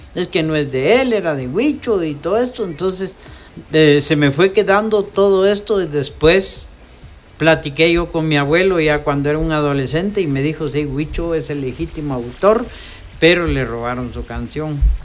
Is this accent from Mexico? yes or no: no; Quetzaltenango, Guatemala; mi pueblo